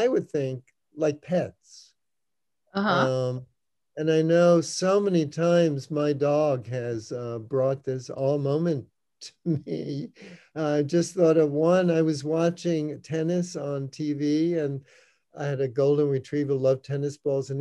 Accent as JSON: {"language": "English", "region": "New York", "country": "United States", "tie": "born or raised there", "said": "I grew up in New York, went to every Broadway show"}